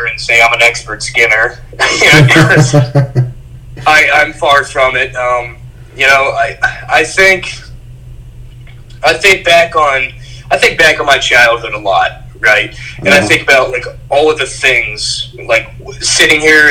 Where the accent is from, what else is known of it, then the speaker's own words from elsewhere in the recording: Ohio, United States; we grew up in Ohio